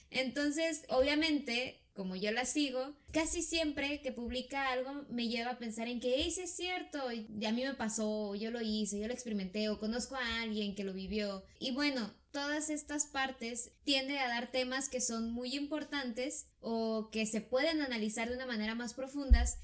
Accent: Ensenada, Baja California, Mexico; yo sí soy de Ensenada, Baja California, y aquí nací, y aquí he vivido toda mi vida. Eh, de hecho, yo no conozco mucho de afuera, por ejemplo, no conozco nada de Sonora

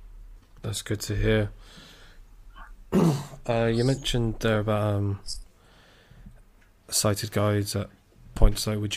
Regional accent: England, United Kingdom; I say this as a English person

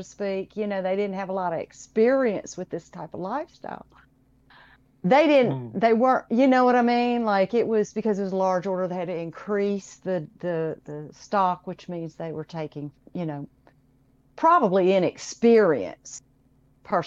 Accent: New Orleans, Louisiana, United States; I grew up in New Orleans, Louisiana

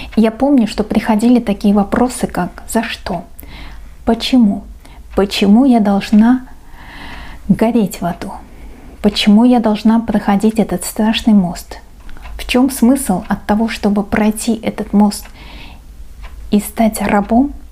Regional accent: Uzbekistan; я узбечка

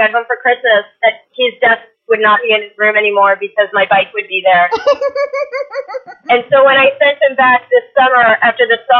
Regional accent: Princeton, New Jersey, United States; the Princeton half is obviously local, it's my hometown

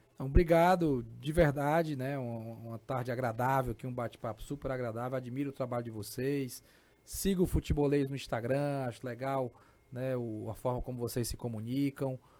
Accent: Brazil; como brasileiro

